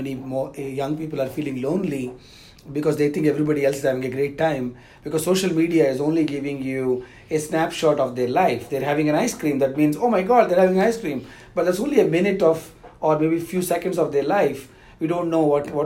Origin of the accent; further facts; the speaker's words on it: South India, India; I'm from the South India